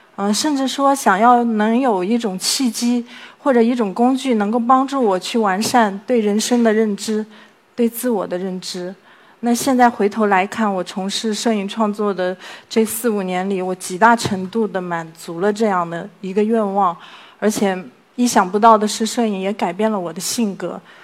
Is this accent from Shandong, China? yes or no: no; Hangzhou, Zhejiang, China; 我来自 杭州